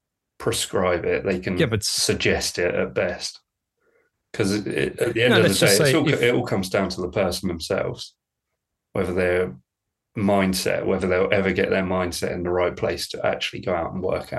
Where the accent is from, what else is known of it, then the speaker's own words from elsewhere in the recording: United Kingdom; I'm British